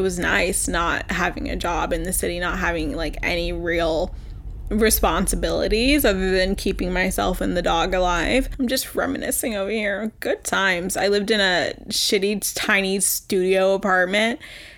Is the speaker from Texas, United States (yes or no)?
yes; Texas, United States; now in New York, United States; So I live in New York. I came from Texas, and yeah, that's about it.